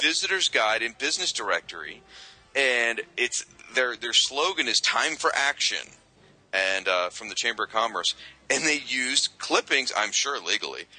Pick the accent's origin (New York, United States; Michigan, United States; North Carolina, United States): Michigan, United States; moved away; I was born in Michigan and lived there for several years